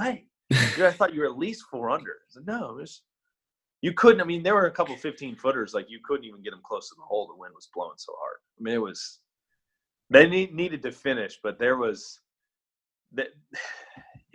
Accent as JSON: {"language": "English", "town": "Kansas City", "region": "Missouri", "country": "United States", "tie": "born or raised there", "also_born_or_lived": "Philadelphia area", "moved": "yes", "lives_now": "Dallas, United States", "said": "I grew up in Kansas City and I'm down in Dallas now"}